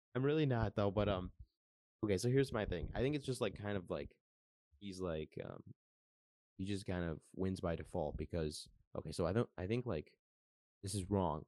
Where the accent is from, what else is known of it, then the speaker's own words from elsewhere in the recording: Detroit, Michigan, United States; I am from Michigan, Metro Detroit area